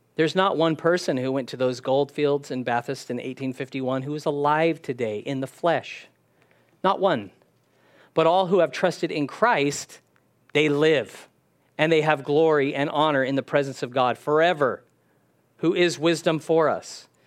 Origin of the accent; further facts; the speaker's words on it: California, United States; I was born in California